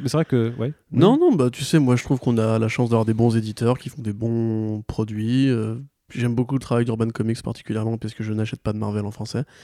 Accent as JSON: {"language": "French", "area": "Alsace", "region": "Grand Est", "country": "France", "said": "je suis alsacien."}